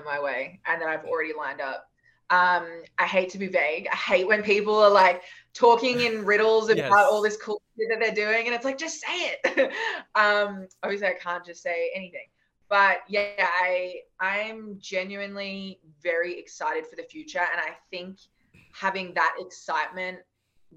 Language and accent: English; Australia; we're Australian and we're tall and we have black hair